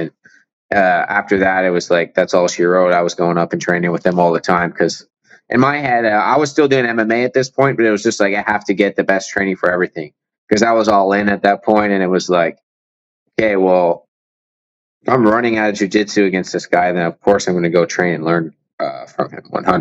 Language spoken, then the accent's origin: English; Windsor, Ontario, Canada; I grew up in Windsor